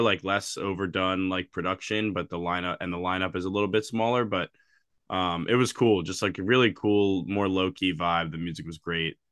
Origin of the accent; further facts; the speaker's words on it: Baltimore, Maryland, United States; moved away as an adult; now in Washington, D.C., United States; I'm from Baltimore, but I've been, I've been living in D C for a little over a year now